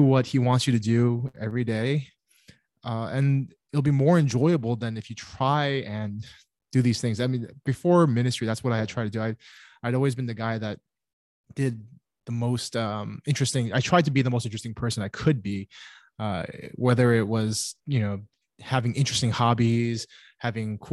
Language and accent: English; New York City, New York, United States; also born or lived in Cape Town, South Africa; I grew up in New York. My family is here